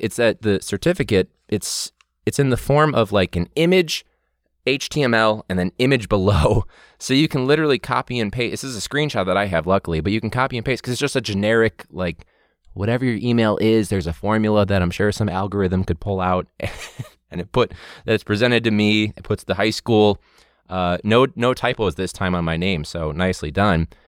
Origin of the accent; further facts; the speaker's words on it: Chicago, Illinois, United States; we're from Chicago